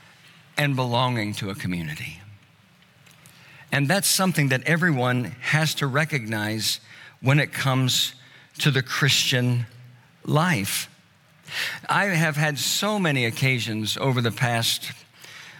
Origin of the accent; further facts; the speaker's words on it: Tulsa, Oklahoma, United States; moved away; Tulsa, which is my hometown